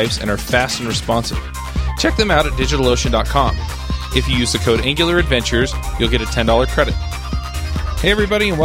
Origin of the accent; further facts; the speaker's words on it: Salt Lake City, Utah, United States; in Salt Lake City. It's my hometown